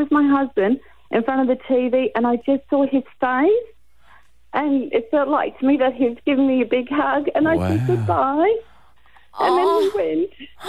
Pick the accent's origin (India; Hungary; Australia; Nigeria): Australia; Gold Coast, Queensland; I come from the Gold Coast.